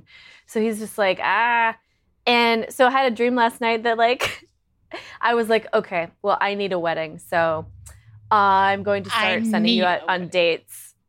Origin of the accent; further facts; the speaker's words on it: Minneapolis, Minnesota, United States; In Minneapolis.